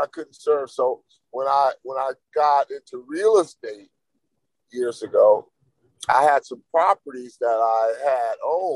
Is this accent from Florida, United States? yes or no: no; East Palo Alto, California, United States; also born or lived in San Francisco; grew up in East Palo Alto and San Francisco